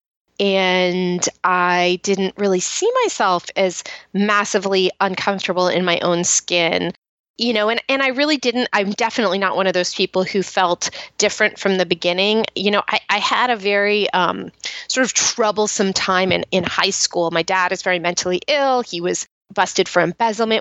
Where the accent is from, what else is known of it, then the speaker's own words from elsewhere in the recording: Marin County, California, United States; I grew up in Marin County, which is outside San Francisco